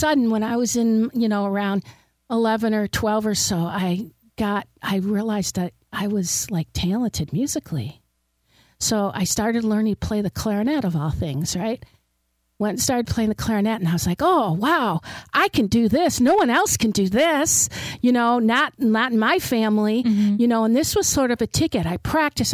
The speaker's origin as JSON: {"language": "English", "town": "Detroit", "region": "Michigan", "country": "United States", "tie": "born or raised there", "said": "I grew up in Detroit in a very low socioeconomic neighborhood."}